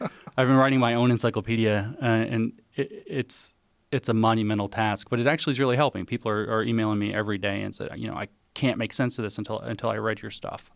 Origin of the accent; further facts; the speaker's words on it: the South, United States; I'm from the South particularly.